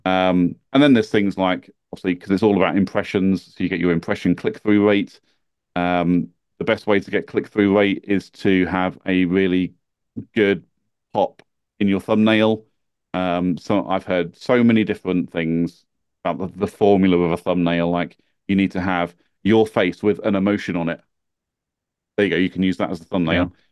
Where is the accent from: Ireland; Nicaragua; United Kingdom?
United Kingdom; accent: British; being British